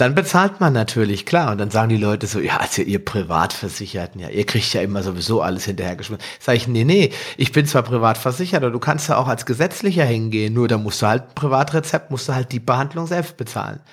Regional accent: Hesse, Germany; bei uns in Hessen

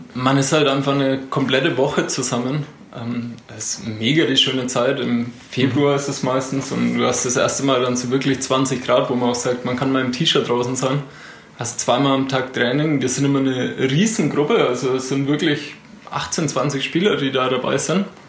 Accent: Neunhof, Bavaria, Germany; ich komme aus Nonhof.

